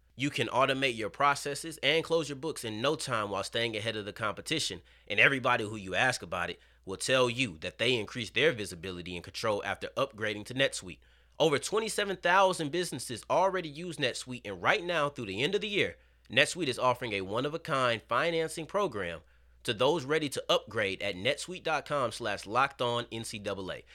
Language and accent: English; Texas, United States; I'm from Texas. We don't say hooping just to mean balling on the court